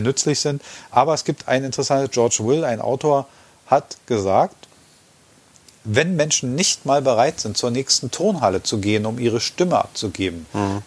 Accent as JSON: {"language": "German", "country": "Germany", "said": "wir als Deutsche"}